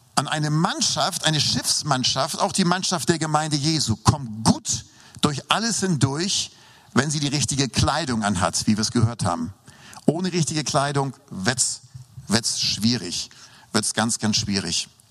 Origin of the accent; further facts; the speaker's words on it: Hamburg, Germany; moved away; also born or lived in Lindau; Ich bin ja in Norddeutschland aufgewachsen, das wissen ja die meisten hier. Ähm, ähm äh, in Hamburg